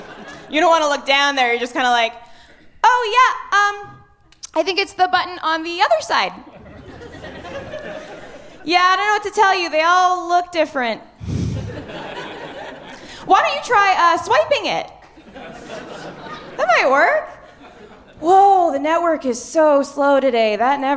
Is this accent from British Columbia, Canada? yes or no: yes; Kelowna, British Columbia, Canada; moved away as an adult; now in Halifax, Canada; I moved to Halifax last year. I'm originally from Kelowna.